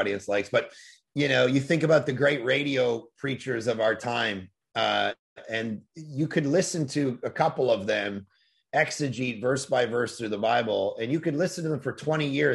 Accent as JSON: {"language": "English", "town": "Toronto", "region": "Ontario", "country": "Canada", "tie": "born or raised there", "moved": "yes", "lives_now": "West Coast, Canada", "said": "I grew up in Toronto"}